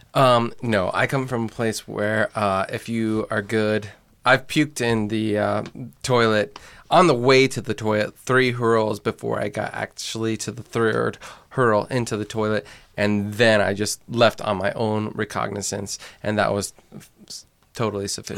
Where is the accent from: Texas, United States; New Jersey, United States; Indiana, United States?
Indiana, United States; I come from Indiana